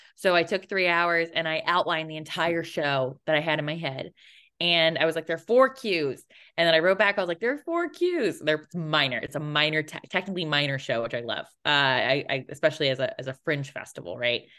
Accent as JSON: {"language": "English", "region": "Connecticut", "country": "United States", "tie": "born or raised there", "moved": "yes", "said": "I did three shows in my hometown"}